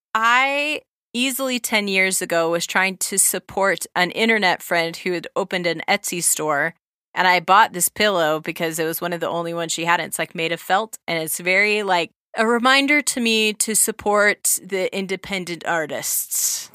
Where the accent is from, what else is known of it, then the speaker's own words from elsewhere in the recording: Southern California, United States; now in Utah, United States; When we were growing up in Southern California, we were also Mormons